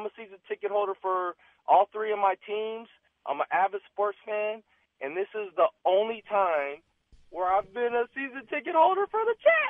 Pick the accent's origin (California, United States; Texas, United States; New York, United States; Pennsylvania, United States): California, United States; Oakland; I'm an Oakland native, born and raised in Oakland, been a Warrior fan my whole life